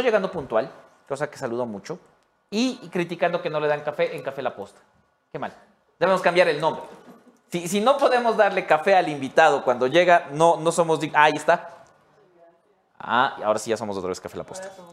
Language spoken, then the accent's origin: Spanish; Ecuador; todos los ecuatorianos